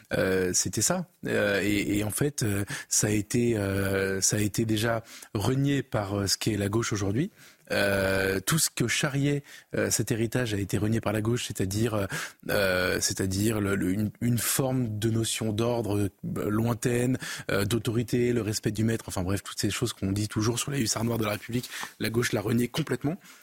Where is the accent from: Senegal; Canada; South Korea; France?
France; en tant que Français